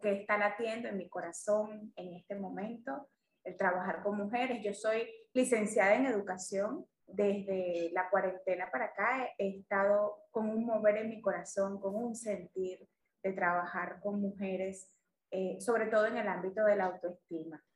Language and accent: Spanish; Venezuela; yo soy una venezolana de 42 años